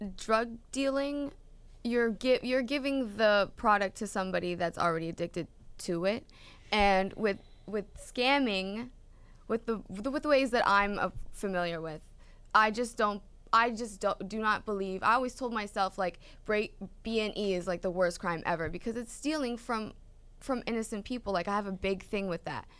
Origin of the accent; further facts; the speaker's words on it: Canada; moved away; I'm from Canada